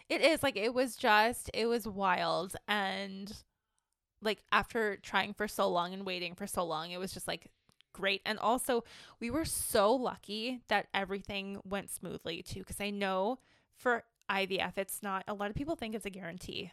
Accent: Ontario, Canada; now in British Columbia, Canada; I'm originally from Ontario

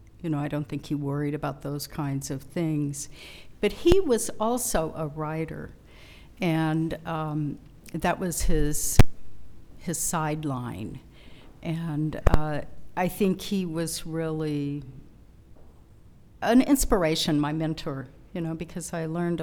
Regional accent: Springfield, Missouri, United States; they moved to Springfield, which is the queen city of the Ozarks. Mm. And that's where I grew up

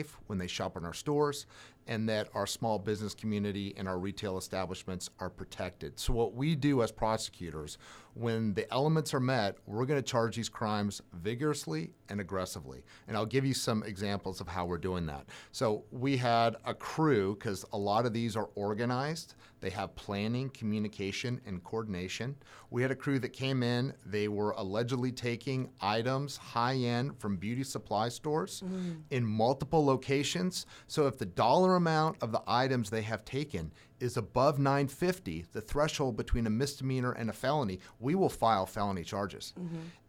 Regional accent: Los Angeles, California, United States; moved away as an adult; now in Ventura County, United States; I grew up in the San Fernando Valley

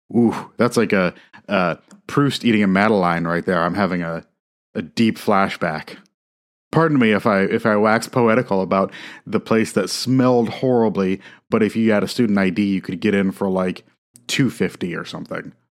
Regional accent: Midwest, United States; as a Midwesterner

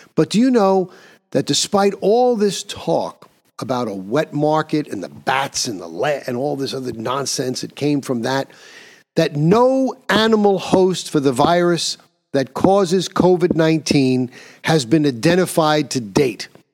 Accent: New York, United States; my home state of New York

